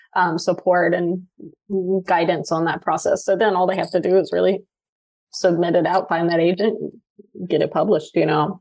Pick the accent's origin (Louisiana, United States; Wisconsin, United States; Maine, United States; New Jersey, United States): Louisiana, United States; moved away as an adult; also born or lived in Seattle; I was moving from Louisiana to Seattle